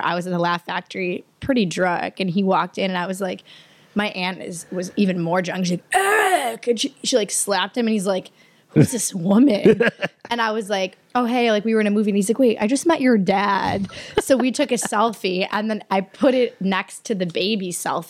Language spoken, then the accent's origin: English; Attica, New York, United States; Attica, New York.